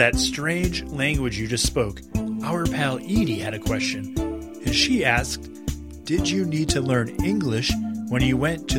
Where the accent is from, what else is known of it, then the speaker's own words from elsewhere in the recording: Massachusetts, United States; Massachusetts, originally.